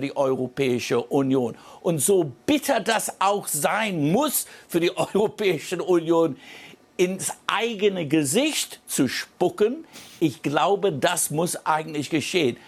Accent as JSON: {"language": "German", "country": "United Kingdom", "said": "ich bin ja ja, Brite"}